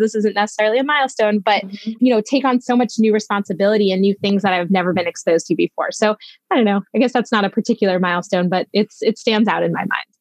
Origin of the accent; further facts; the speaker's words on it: Needham, Massachusetts, United States; also born or lived in Vietnam; I grew up right outside of Boston in a suburb called Needham